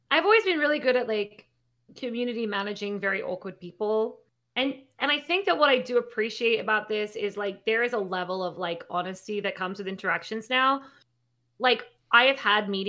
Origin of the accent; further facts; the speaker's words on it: Australia; accent: Australian; So my accent's sort of uh